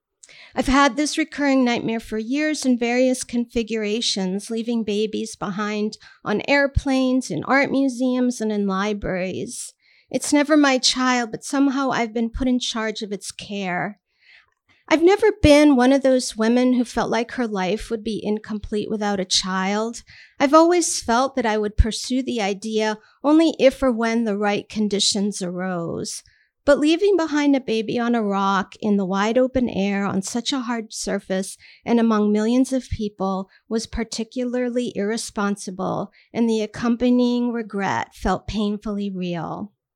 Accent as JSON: {"language": "English", "country": "Armenia", "lives_now": "Queens, United States", "said": "they could not care less that I was Armenian"}